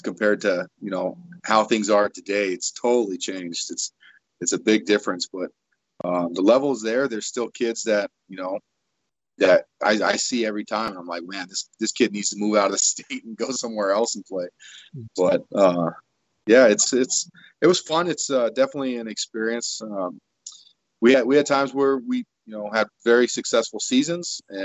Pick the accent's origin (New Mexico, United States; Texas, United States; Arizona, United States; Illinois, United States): New Mexico, United States; Espanola; moved away; also born or lived in Denver / Toledo; where I grew up in Espanola, we didn't have a high school program